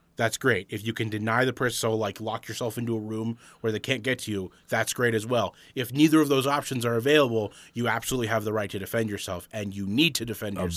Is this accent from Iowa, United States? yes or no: no; Arizona, United States; we're from Arizona